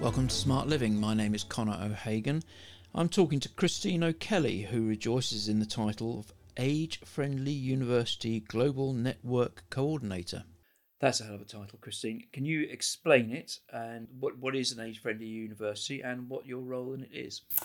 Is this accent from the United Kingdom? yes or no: yes; United Kingdom; moved away as an adult; now in Ireland; I came from, as you can hear from my accent, I grew up in Britain